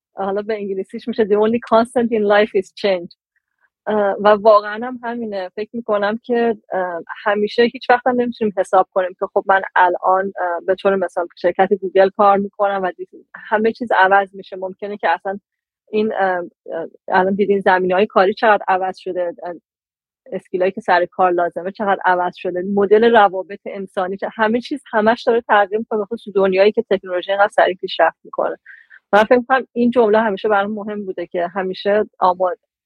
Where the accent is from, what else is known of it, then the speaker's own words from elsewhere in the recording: Iran; moved away as an adult; also born or lived in United Kingdom; از وقتی که از ایران اومدم بیرون